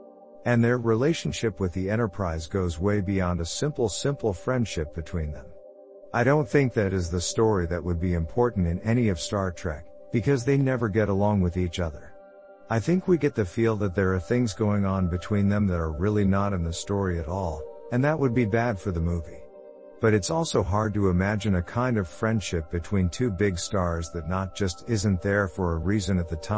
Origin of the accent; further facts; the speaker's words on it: Indiana, United States; I'm from Indiana and they teach me where to look.